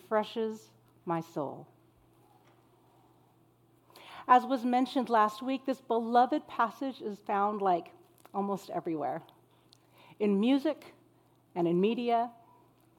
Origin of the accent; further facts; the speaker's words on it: El Centro, California, United States; moved away; I grew up in Southern California, in the desert city of El Centro